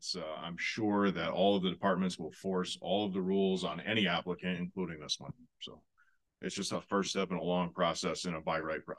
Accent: Chicopee, Massachusetts, United States; and that I grew up in Chicopee too.

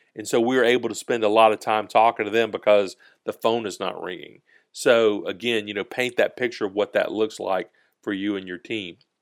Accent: Georgia, United States; we're from the South in Georgia

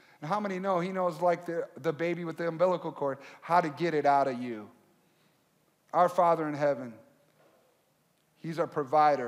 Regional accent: Michigan, United States; now in Minnesota, United States; I grew up originally in Michigan

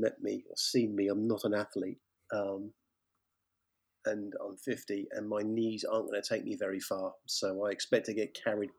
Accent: United Kingdom; I'm British.

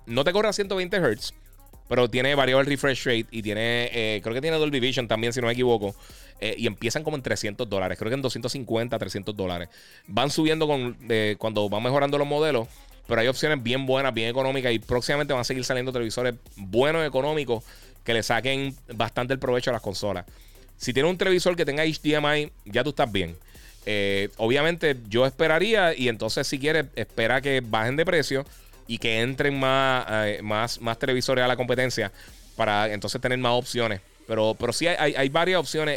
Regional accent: Puerto Rico; nosotros somos eh, territorio americano, el US, Puerto Rico es territorio americano

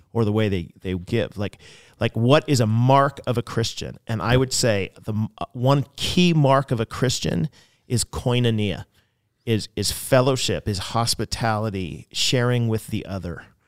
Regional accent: United States; also born or lived in Canada; I was in Canada as an American

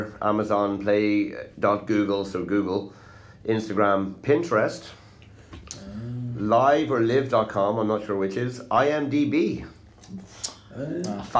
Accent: Ireland; Because I'm from Ireland

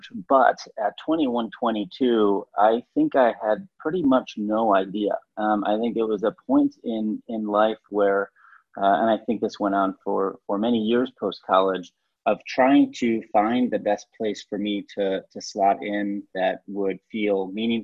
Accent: Lockport, New York, United States; moved away as an adult; now in Mumbai, India; I grew up in Western New York, actually a small town called Lockport, New York, that is near Buffalo and Niagara Falls

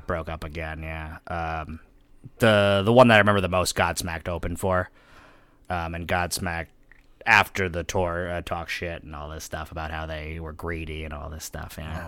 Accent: New Haven, Connecticut, United States; I was born in New Haven

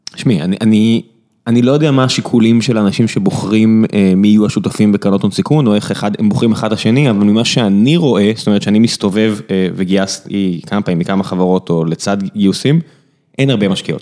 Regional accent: Beersheba, Southern District, Israel; כבאר שבעי בורן אנד רייזד

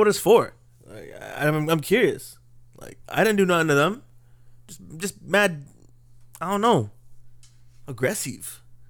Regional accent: Canada; I'm as Canadian as it comes

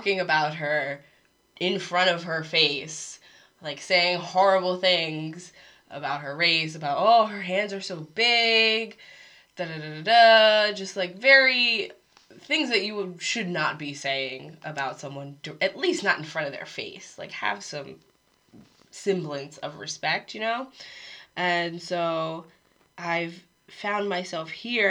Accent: Harrisburg, Pennsylvania, United States; moved away as an adult; now in South Korea; I've grown up around so many different cultures, Spanish speakers, Vietnamese speakers, Korean speakers. Where I grew up in Pennsylvania was just like very diverse.

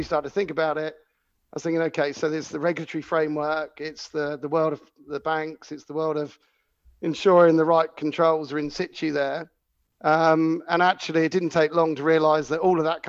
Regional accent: Cornwall, South West England, United Kingdom; I had a business when I grew up in Cornwall, and you get a lot of freedom, you know, growing up somewhere like Cornwall.

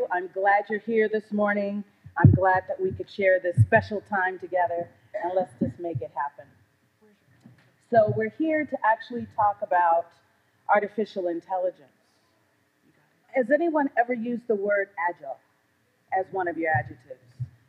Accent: California, United States; also born or lived in Detroit; I'm originally from California, I was born in Detroit.

